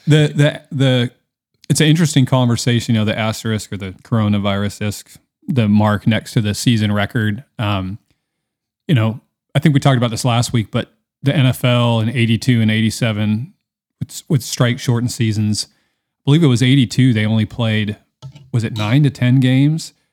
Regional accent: Seattle, Washington, United States; I'm from Seattle

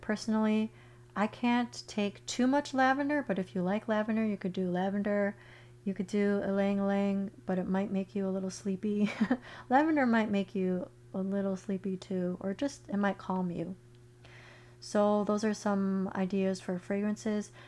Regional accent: Chicago, Illinois, United States; moved away as an adult; now in Florida, United States; I grew up in Chicago. I lived in Chicago most of my life where it's cold

